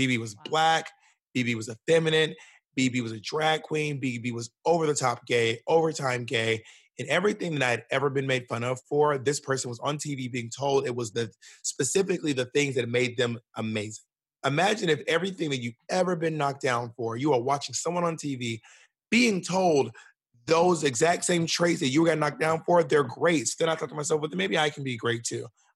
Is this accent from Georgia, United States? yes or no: yes; Columbus, Georgia, United States; moved away as an adult; also born or lived in Alabama / Mississippi / New York City; I was born in Columbus, Georgia. I was raised in Georgia, Alabama, and Mississippi, but mostly in Georgia